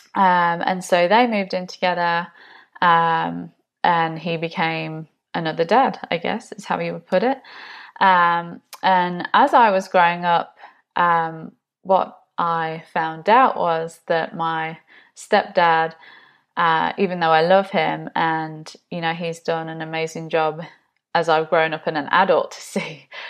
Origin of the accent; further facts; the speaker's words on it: Nottinghamshire, East Midlands, United Kingdom; accent: English; moved away; I'm originally from the U K, Nottinghamshire